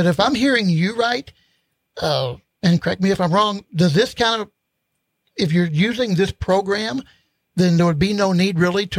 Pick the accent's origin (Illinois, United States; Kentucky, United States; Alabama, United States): Illinois, United States; growing up in Illinois, there were a lot of row crops